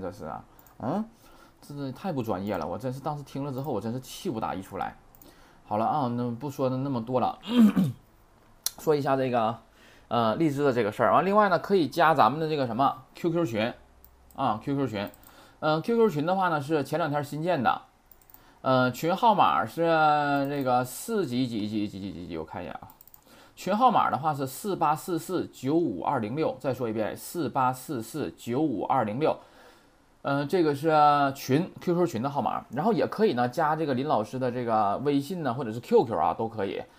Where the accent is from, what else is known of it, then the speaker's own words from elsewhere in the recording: China; 咱们中国人